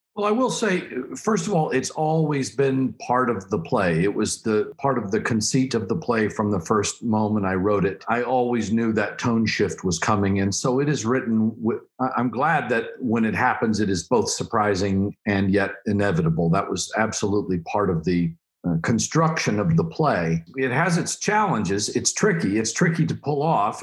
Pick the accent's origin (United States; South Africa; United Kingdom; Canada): United States; Oklahoma; I'm from Oklahoma